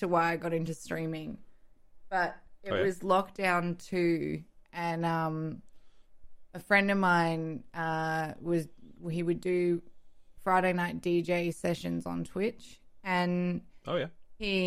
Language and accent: English; Melbourne, Victoria, Australia; Northcote, which is where I grew up